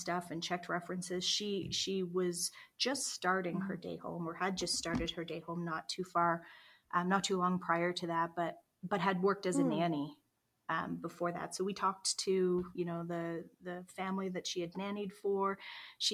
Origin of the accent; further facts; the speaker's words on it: Nova Scotia, Canada; now in Calgary, Canada; neither of us are from Calgary originally. We're from Nova Scotia, originally.